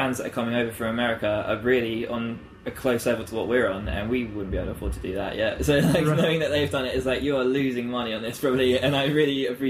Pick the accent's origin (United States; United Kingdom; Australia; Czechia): United Kingdom; Canterbury, South East England; also born or lived in Herne Bay; I was born in Canterbury, which is where we're based now.